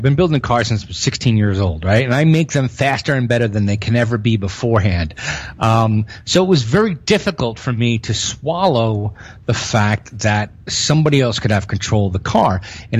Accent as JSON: {"language": "English", "town": "New York City", "region": "New York", "country": "United States", "tie": "born or raised there", "said": "I'm a Northerner, right? I'm a fucking born and bred in New York City."}